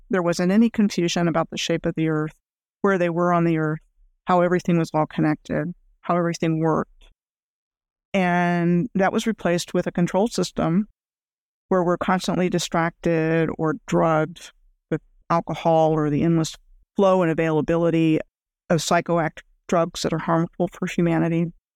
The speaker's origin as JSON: {"language": "English", "town": "Rockville", "region": "Maryland", "country": "United States", "tie": "born or raised there", "also_born_or_lived": "Gaithersburg, Maryland / Germany / New Mexico / Fairbanks, Alaska", "moved": "as an adult", "said": "I grew up outside of Washington, D C, in a place called Rockville, Maryland."}